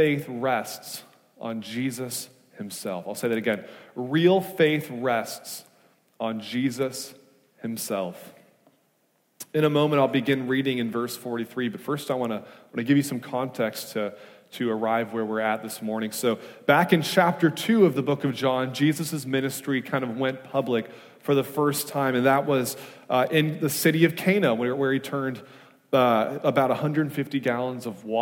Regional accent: Wisconsin, United States; now in California, United States; I'm from Wisconsin, and moving from the Midwest to California

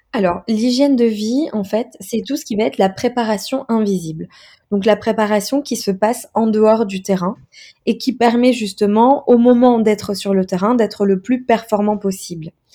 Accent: Metz, Grand Est, France; moved away as an adult; also born or lived in Montpellier / Montreal; je viens de Metz, de Lorraine

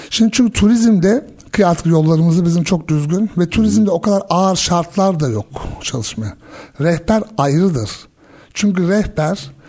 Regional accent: Germany; also born or lived in Switzerland; ki ben Almanya'da doğdum, büyüdüm, İsviçre'de yaşadım, birçok farklı ülkede gittim.

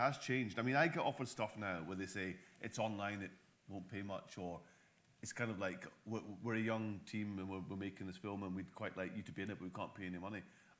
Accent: Scotland, United Kingdom; we're Scottish, so.

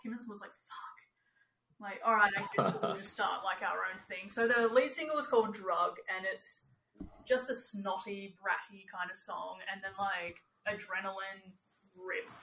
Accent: New Zealand; As a Kiwi

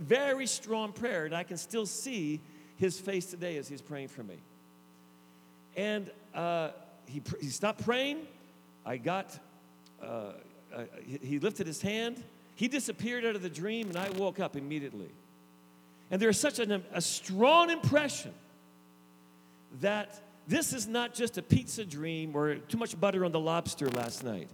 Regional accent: the East, Eastern Canada, Canada; also born or lived in Niagara Falls, Ontario, Canada; I grew up in the East

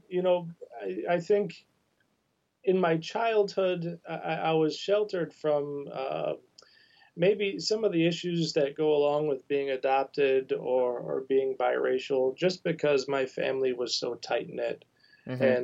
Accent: Oak Park, Illinois, United States; also born or lived in Columbus, Ohio; now in Michigan, United States; I grew up mainly in Oak Park, Illinois, right on the west side of Chicago

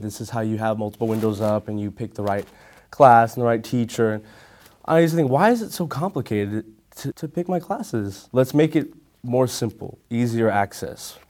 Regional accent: San Antonio, Texas, United States; I'm from San Antonio, Texas

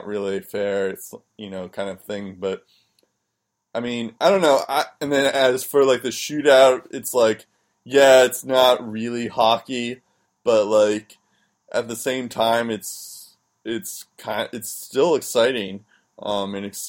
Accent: United States; as an American

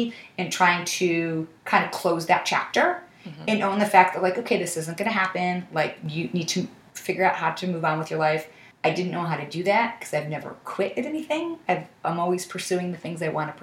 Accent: Buffalo, New York, United States; moved away as an adult; now in New York City, United States; I grew up in Buffalo

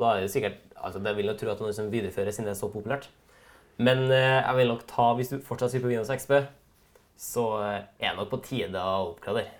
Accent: Trøndelag, Norway; vi er fra Trøndelag begge

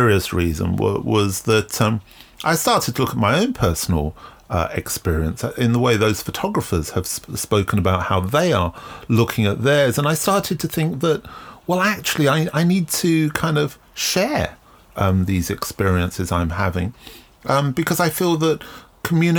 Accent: London, United Kingdom; growing up in London in the late 70s

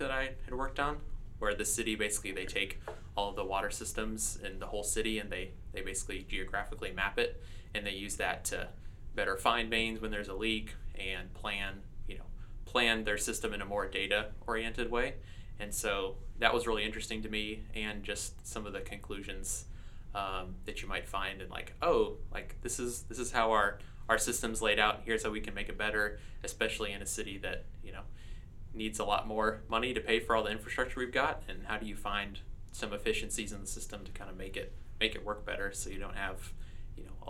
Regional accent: Allen, Texas, United States; moved away as an adult; also born or lived in Longview, Texas; now in Shreveport, United States; I grew up in Allen, Texas, and went to school there

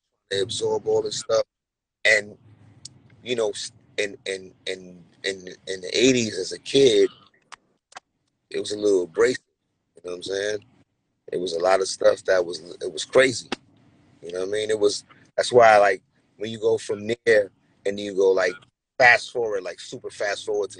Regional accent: New York City, New York, United States; I grew up in Brooklyn in the 80s as a kid

